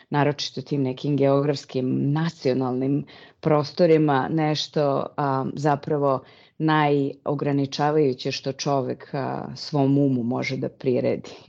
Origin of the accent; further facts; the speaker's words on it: Serbia; moved away as an adult; also born or lived in South Africa; now in Netherlands; trenutno živim u Holandiji. Iz Srbije sam otišla pre skoro 20 godina – a posle ubistva Zorana Đinđića.